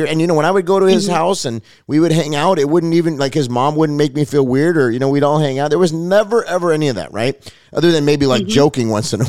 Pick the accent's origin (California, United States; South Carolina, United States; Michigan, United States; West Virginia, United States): California, United States; Los Angeles; I grew up in Los Angeles Unified School District. I mean, we had friends of every color and creed, and honestly, it wasn't really a big deal.